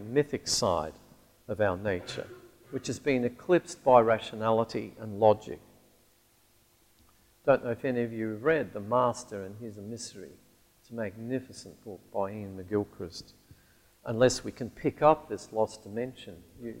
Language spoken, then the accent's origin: English; Alice Springs, Northern Territory, Australia; moved away; growing up in Alice Springs, which is the town right at the very heart of the continent of Australia